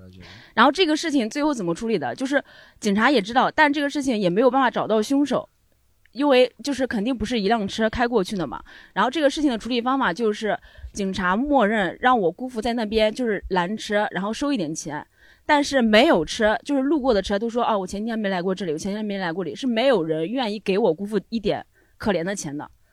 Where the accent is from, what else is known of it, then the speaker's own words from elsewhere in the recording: Henan, China; 我们家，就是河南的冬天会有很多雾